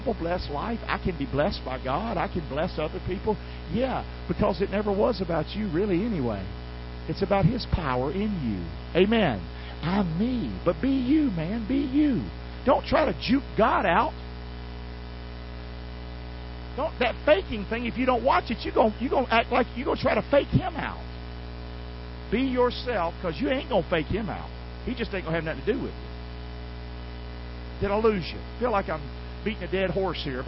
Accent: Rockingham, North Carolina, United States; from Rockingham, North Carolina.

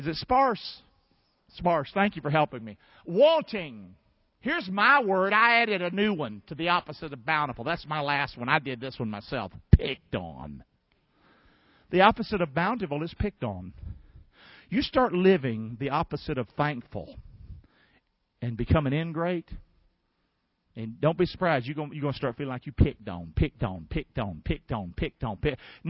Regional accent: Rockingham, North Carolina, United States; moved away; I'm from Rockingham, North Carolina

